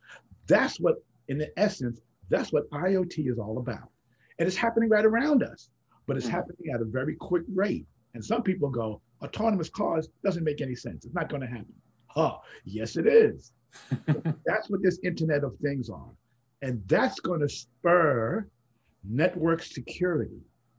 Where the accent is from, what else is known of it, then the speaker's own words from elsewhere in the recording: Bronx, New York, United States; if I can do this and I'm from the Bronx, you can